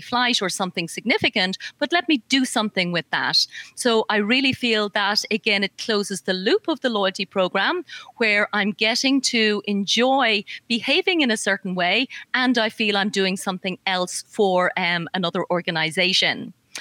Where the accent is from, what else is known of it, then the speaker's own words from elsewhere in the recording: Ireland; accent: Irish; I'm Irish. I don't know if the accent's coming through